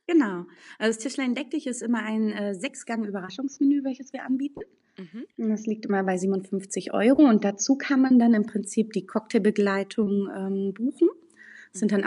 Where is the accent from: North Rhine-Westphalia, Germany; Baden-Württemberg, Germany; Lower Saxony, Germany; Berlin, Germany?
Berlin, Germany; now in Münster, Germany; ich bin in Berlin groß geworden